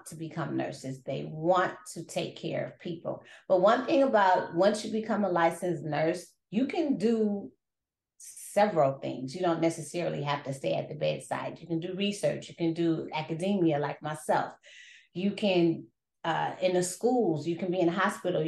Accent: Wisconsin, United States; moved away as an adult; also born or lived in Indiana / Arizona; now in San Antonio, United States; I was born in Indiana. I was raised in Wisconsin.

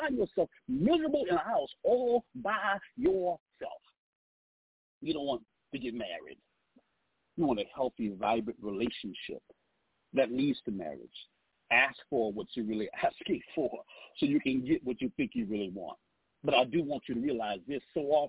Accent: Southeast Texas, United States; moved away; I'm actually from Southeast Texas

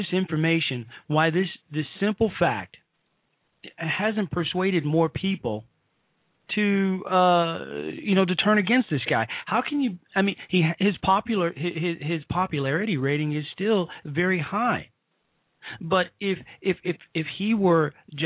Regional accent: Chicago, Illinois, United States; I'm from Chicago too

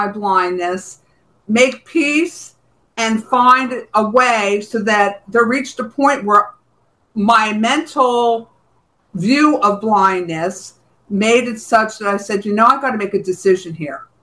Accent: New Jersey, United States; moved away as an adult; also born or lived in Bronx, New York; now in Florida, United States; I was from New Jersey

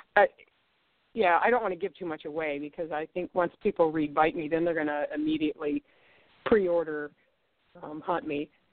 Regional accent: Ohio, United States; I'm from Ohio

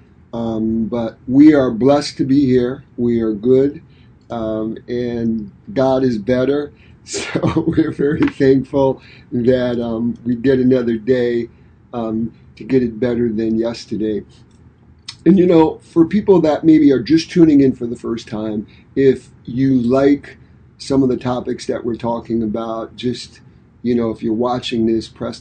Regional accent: Detroit, Michigan, United States; moved away; we're from Detroit, Michigan

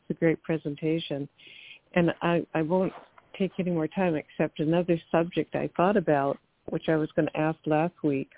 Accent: Midwest, United States; now in California, United States; I grew up with horses, but never had a trailer because we could ride right from our home. And I grew up in the Midwest, but moving to California

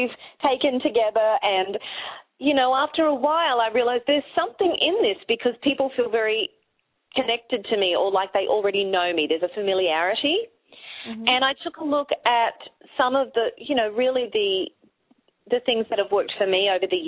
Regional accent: Australia; accent: Australian

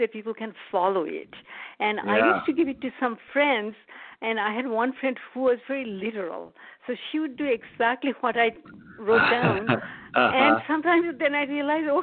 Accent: India; moved away as an adult; now in United States; I was born in India, and I came to the U.S. to study, and I stayed afterwards.

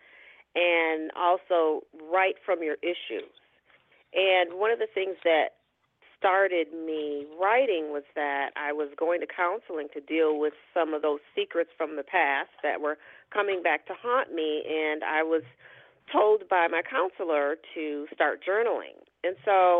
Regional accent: New York, United States; also born or lived in Michigan; I am originally from Michigan, but grew up in New York, and spent many years there, went to college there

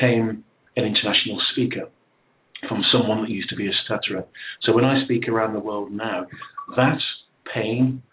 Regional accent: England, United Kingdom; I was born in England

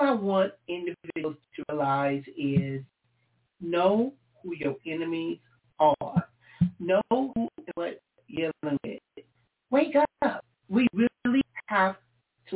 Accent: Compton, California, United States; I was born and raised in Compton, California

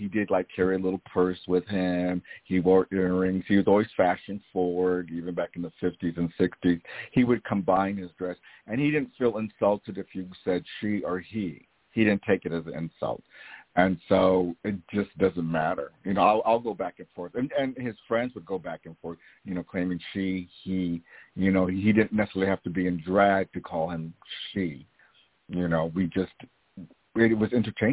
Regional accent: Iowa, United States; I was from Iowa

